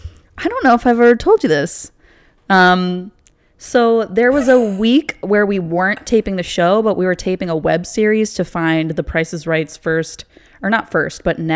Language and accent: English; Naperville, Illinois, United States; moved away as an adult; now in Los Angeles, United States; Yes, I am from Illinois. I grew up in Naperville, which is a western suburb of Chicago. I went to college in the city